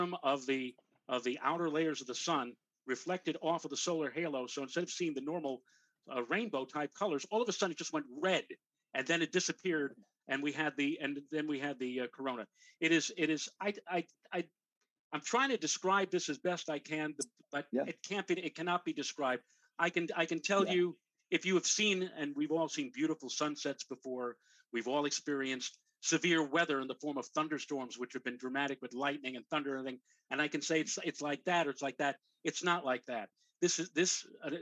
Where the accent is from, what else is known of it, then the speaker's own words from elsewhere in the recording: New York City, New York, United States; I grew up in the Bronx with a friend of mine, Glenn Schneider